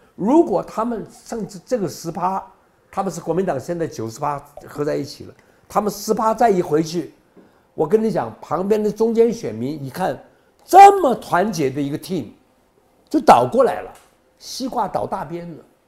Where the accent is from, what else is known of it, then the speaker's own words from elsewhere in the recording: South Korea; now in Taiwan; 我从韩国来的